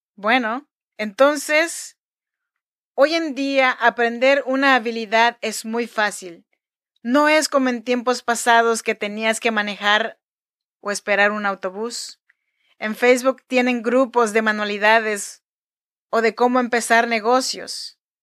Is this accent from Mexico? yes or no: yes; Chinantec region, Oaxaca, Mexico; now in Sacramento, United States; yo soy nacida en Oaxaca, México, en la región de Chinantecos.